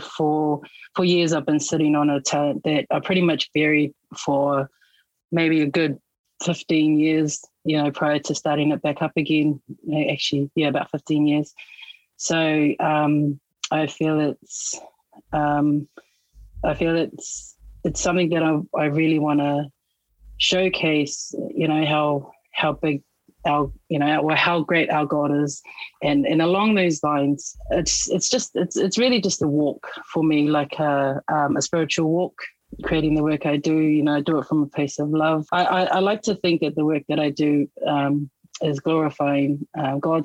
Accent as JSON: {"language": "English", "region": "Auckland", "country": "New Zealand", "tie": "born or raised there", "said": "Born and raised in Auckland, New Zealand, West Auckland, out Massey"}